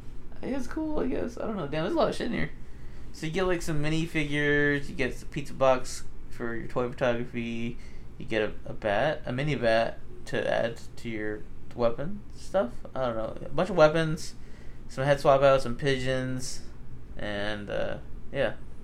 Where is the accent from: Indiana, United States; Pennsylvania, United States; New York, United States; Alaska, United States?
New York, United States; Fucking, I'm from New York here.